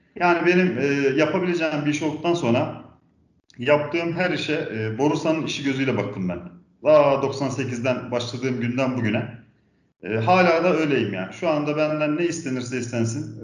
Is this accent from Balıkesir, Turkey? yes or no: yes; Balıkesir, Turkey; also born or lived in Antalya; now in Ankara, Turkey; 1978 Balıksır doğumluyum.